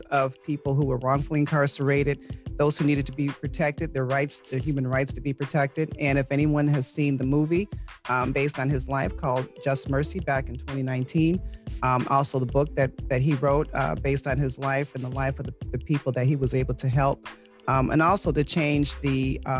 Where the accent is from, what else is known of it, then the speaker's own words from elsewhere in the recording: New York, United States; now in Greenville County, United States; I am a resident of Greenville County here, and I'm a transplant from New York, but I've been here long enough.